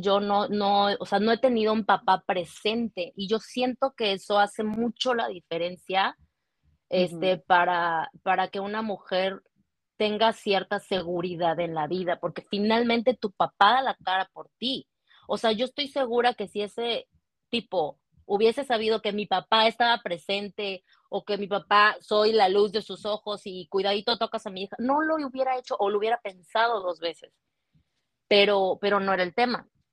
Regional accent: Cancún, Quintana Roo, Mexico; also born or lived in Mérida, Yucatán; now in Vancouver, Canada; soy originaria de Mérida, Yucatán, eh, pero desde los dos años viví en Cancún, ahí crecí

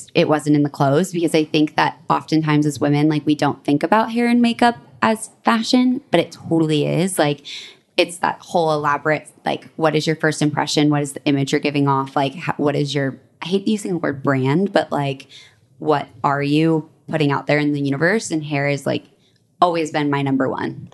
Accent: Boulder, Colorado, United States; I grew up in Boulder

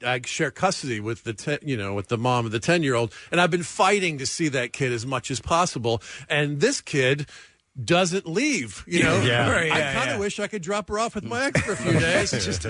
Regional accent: Atlanta, Georgia, United States; moved away as an adult; also born or lived in New York; now in Los Angeles, United States; I'm from Atlanta.

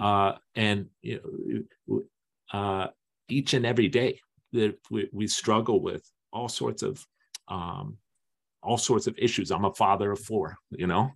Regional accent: East Coast, United States; I'm from the East Coast

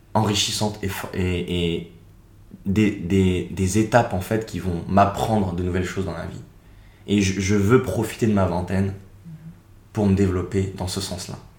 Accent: Seine-et-Marne, Île-de-France, France; moved away as an adult; also born or lived in Paris / Nantes / Switzerland; now in Australia; je suis né à Paris. J'ai grandi en Seine-et-Marne, à l'est de Paris

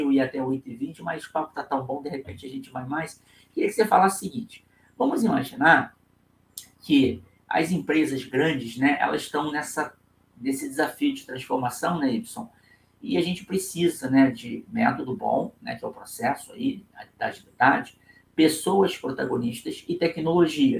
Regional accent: Rio de Janeiro, Brazil; accent: carioca

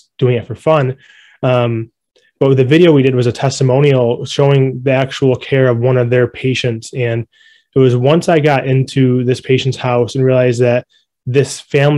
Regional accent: Rochester, New York, United States; moved away as an adult; now in Buffalo, United States; I'm originally from Rochester, but I've lived in Buffalo for about 5 or 6 years

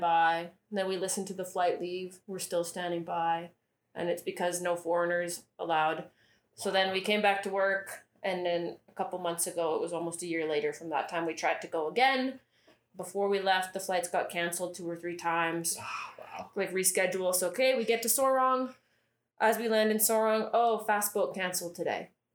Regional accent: Canada; now in Indonesia; I'm Canadian

